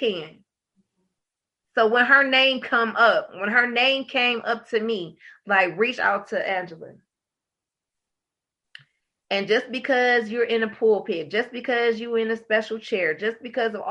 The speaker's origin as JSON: {"language": "English", "town": "Detroit", "region": "Michigan", "country": "United States", "tie": "born or raised there", "said": "I was born and raised in Detroit"}